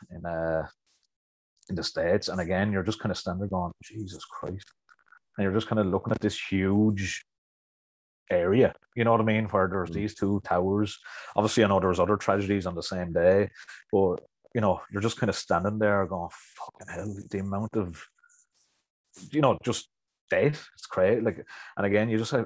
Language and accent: English; County Wicklow, Ireland; accent: Wicklow; I'm from Wicklow myself